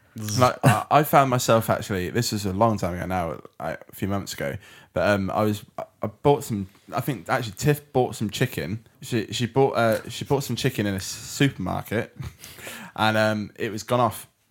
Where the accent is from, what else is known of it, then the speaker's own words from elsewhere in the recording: United Kingdom; I'm British